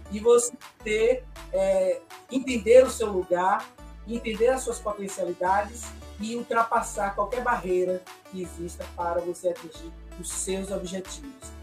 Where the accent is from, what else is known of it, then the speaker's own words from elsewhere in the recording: Ilhéus, Bahia, Brazil; eu sou de Ilhéus, aqui no interior da Bahia, né? Litoral Sul